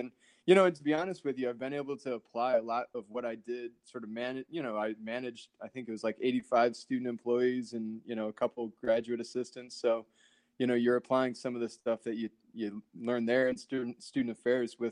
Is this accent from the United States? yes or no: yes; South Bend, Indiana, United States; also born or lived in Chicago; I grew up in South Bend, up on the north side